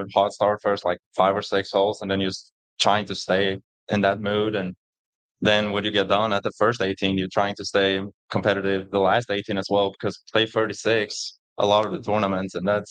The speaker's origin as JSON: {"language": "English", "country": "Sweden", "tie": "born or raised there", "second_language": "English", "said": "It's actually bigger than you think. It's the second or third biggest sport over there."}